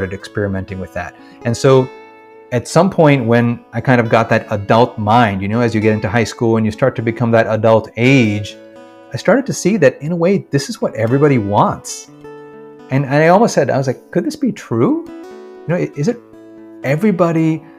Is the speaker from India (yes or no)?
yes; Kerala, India; also born or lived in Washington, D.C., United States; So, yes, I was born in Washington, D.C. And then within a year or two, I think, we moved back to India, actually. So my first memories are from Kerala, in the village